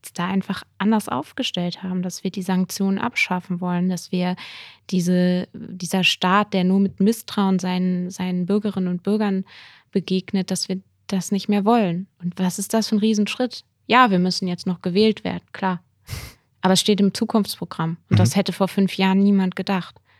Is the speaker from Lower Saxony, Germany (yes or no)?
yes; Lower Saxony, Germany; moved away as an adult; now in Bonn, Germany; ich komme aus Niedersac